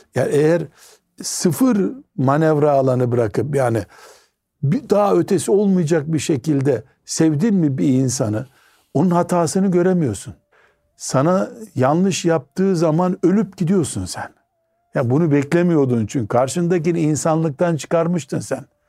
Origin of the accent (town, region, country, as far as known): Black Sea Region, Turkey